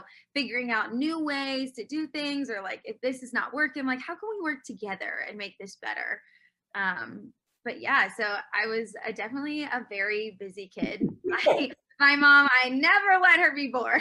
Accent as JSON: {"language": "English", "town": "Jacksonville", "region": "Florida", "country": "United States", "tie": "born or raised there", "said": "Born and raised in Jacksonville, Florida."}